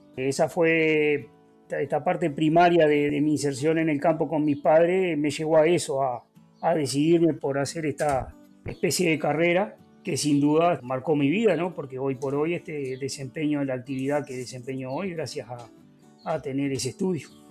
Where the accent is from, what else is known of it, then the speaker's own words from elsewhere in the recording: Villa Cardal, Florida, Uruguay; soy oriundo de Villa Carval, capital de la producción lechera.